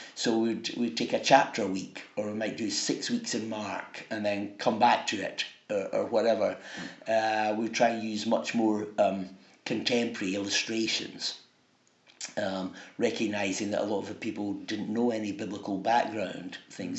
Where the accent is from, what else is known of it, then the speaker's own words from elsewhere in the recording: Dunfermline, Scotland, United Kingdom; I come from Dunfermline